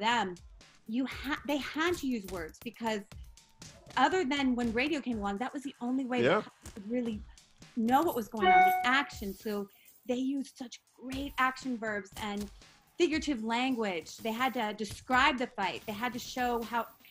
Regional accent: Columbus, Ohio, United States; Columbus, Ohio. We had a hometown hero named Buster Douglas.

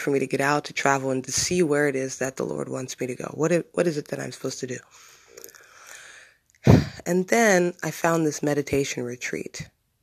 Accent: Bloomsburg, Pennsylvania, United States; moved away as an adult; my hometown where I've lived for 25 years of my life, practically, where I grew up

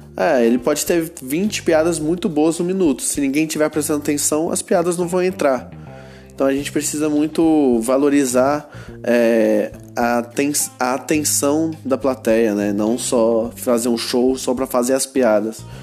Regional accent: Goiânia, Goiás, Brazil; eu sou de Goiânia

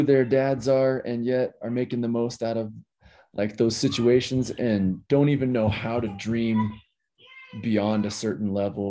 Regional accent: small Southwest town, United States; moved away; who grew up on the edge of the reservation

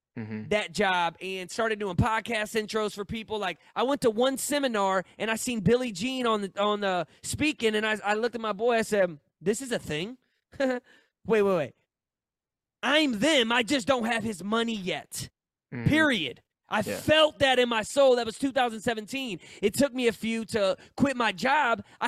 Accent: St. Louis, Missouri, United States; I'm from St. Louis.

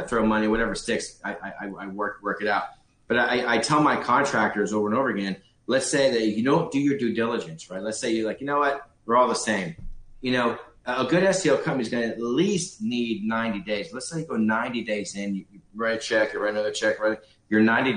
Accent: Los Angeles, California, United States; I grew up in Hollywood, California

